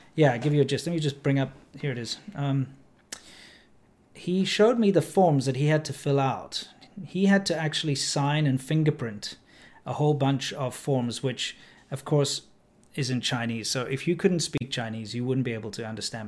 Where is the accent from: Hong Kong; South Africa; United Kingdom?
South Africa; now in China; me a South African